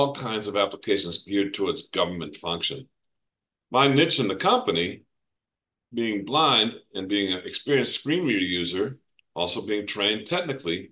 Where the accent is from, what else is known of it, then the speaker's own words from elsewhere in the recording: New England, Massachusetts, United States; moved away as an adult; also born or lived in west coast of Florida; now in Florida, United States; I grew up in New England, Massachusetts. If you couldn't tell by my accent